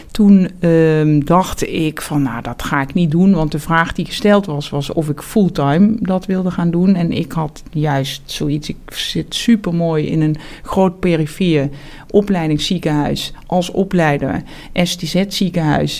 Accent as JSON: {"language": "Dutch", "town": "Heerlen", "region": "Limburg", "country": "Netherlands", "tie": "born or raised there", "also_born_or_lived": "Amsterdam", "moved": "as an adult", "lives_now": "Amersfoort, Netherlands", "said": "ik ben opgegroeid in Zuid-Limburg, in, eh, in Heerlen. En daar heb ik tot mijn achttiende gewoond"}